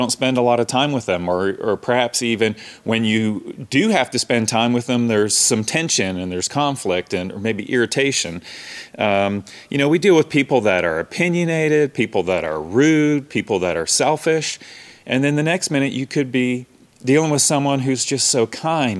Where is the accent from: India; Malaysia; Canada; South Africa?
Canada; moved away; I grew up in Canada, the North